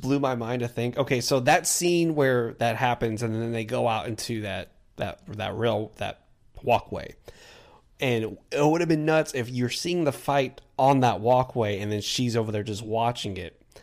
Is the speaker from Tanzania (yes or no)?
no; Texas, United States; we're from Texas